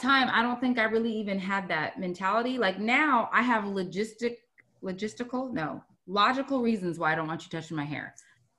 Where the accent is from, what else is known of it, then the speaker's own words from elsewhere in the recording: United States; First of all, we grew up in Washington.